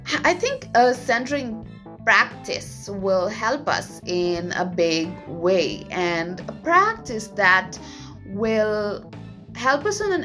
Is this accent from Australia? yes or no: no; India; moved away as an adult; also born or lived in Vietnam; now in Japan; I was born and raised in India for a very long time. That's like 25 years.